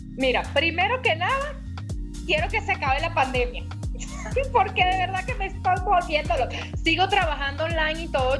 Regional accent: Maracay, Aragua, Venezuela; somos de Maracay las dos.

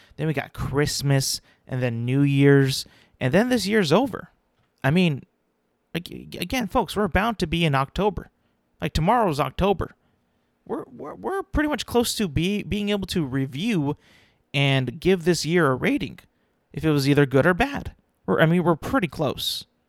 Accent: California, United States; I'm a Californian

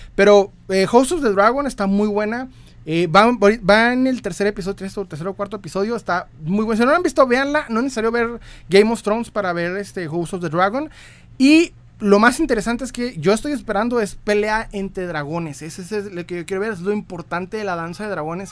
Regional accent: Ciudad Juárez, Chihuahua, Mexico; Yo soy de Ciudad Juárez, Chihuahua, México.

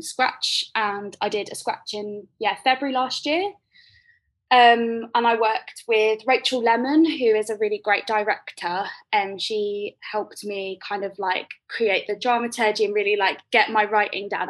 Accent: Croydon, London, United Kingdom; I grew up in Croydon

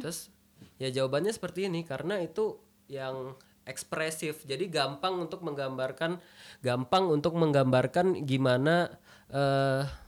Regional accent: Samarinda, East Kalimantan, Indonesia; moved away as an adult; now in Malang, Indonesia; aku udah berbelas-belas tahun udah di Samarinda

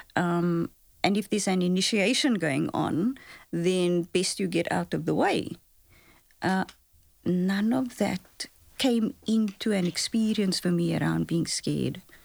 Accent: Cape Town, Western Cape, South Africa; I grew up in Lavendale, so I grew up on the Cape Flats

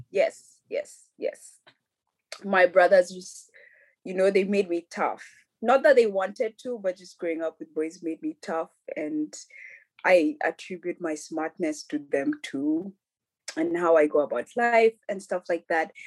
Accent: Nairobi, Kenya; now in Europe; I grew up in Nairobi. I'm a Nairobi kid all my life

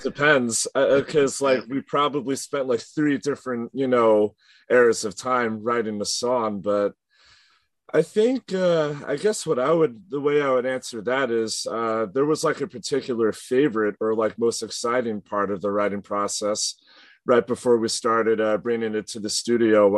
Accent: Long Island, New York, United States; we're from Long Island, east of like New York City.

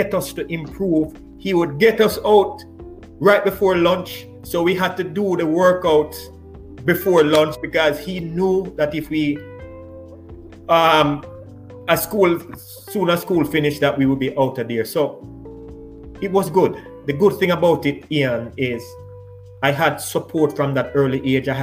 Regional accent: Kingston, Jamaica; also born or lived in Seaview Gardens; growing up in Almanton, I was always running.

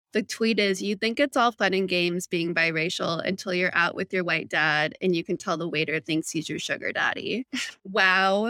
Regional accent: Phoenix, Arizona, United States; I grew up in Phoenix, public high school system

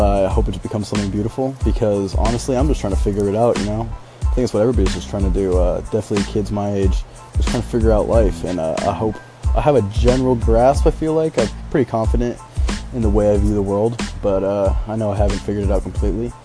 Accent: West Coast, United States; moved away as an adult; now in Midwest, United States; I'm originally from the West Coast, but the second I had an opportunity to get out and experience something new, that's what I did

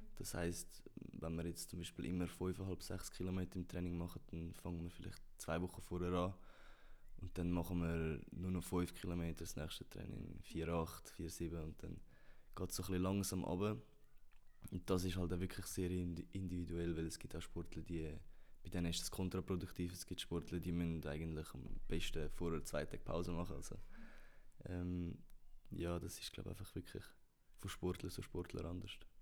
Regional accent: Switzerland; wir kleine Nationen, wir Schweizer

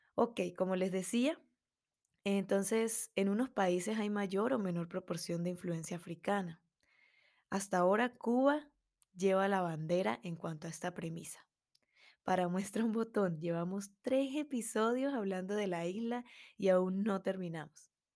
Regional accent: Andes, Venezuela; una músico melómana venezolana

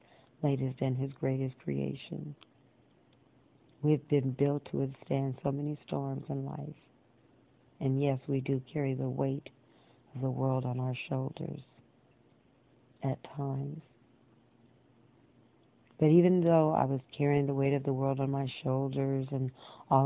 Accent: Los Angeles, California, United States; also born or lived in San Fernando Valley; I was born and raised in California

